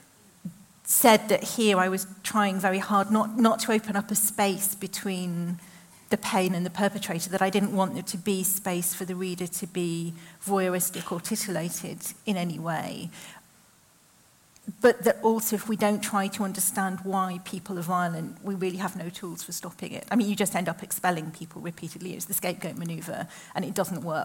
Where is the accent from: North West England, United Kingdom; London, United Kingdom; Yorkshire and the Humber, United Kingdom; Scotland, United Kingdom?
North West England, United Kingdom; the Northwest; growing up in the Northwest in the 80s and 90s